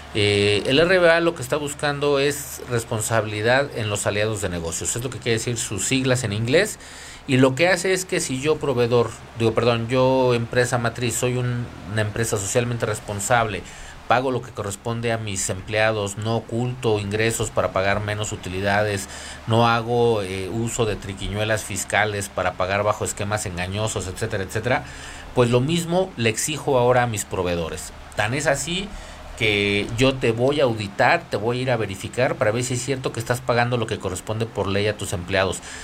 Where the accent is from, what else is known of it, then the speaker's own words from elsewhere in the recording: Mexico; nosotros como país